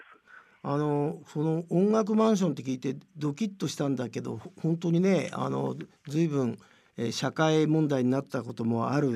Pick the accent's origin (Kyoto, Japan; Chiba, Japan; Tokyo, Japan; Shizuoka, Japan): Tokyo, Japan; 僕はまあ豊島区で生まれてんだけど